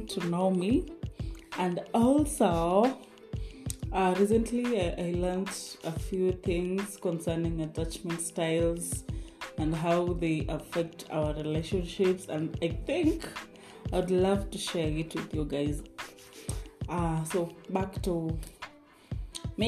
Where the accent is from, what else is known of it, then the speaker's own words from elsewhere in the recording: Naivasha, Nakuru County, Kenya; also born or lived in Eldoret, Kenya; all of my life, my childhood, I was raised in Naivasha.